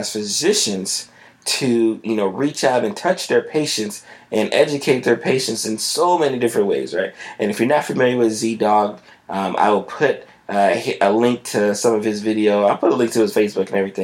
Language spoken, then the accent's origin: English; South Florida, United States; I'm from South Florida